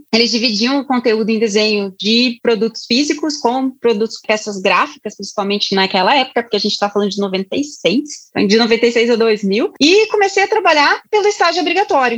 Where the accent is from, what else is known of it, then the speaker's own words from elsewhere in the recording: Curitiba, Paraná, Brazil; eu sou de Curitiba